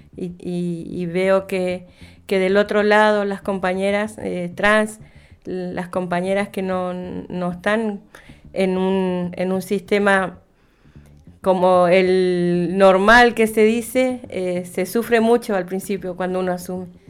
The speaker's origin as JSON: {"language": "Spanish", "town": "Comodoro Rivadavia", "region": "Chubut", "country": "Argentina", "tie": "born or raised there", "also_born_or_lived": "Cushamen", "moved": "as an adult", "said": "yo vivía en, Comodoro, mis hijos nacieron en Comodoro, yo nací en Comodoro."}